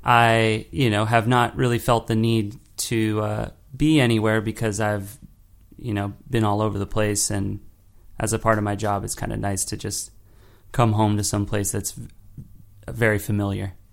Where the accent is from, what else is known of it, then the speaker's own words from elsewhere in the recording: Los Angeles, California, United States; moved away as an adult; also born or lived in New York; me growing up in Los Angeles and, and, in Los Angeles County